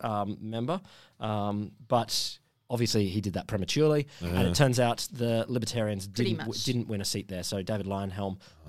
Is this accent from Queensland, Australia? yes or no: yes; Queensland, Australia; moved away; I come from Queensland.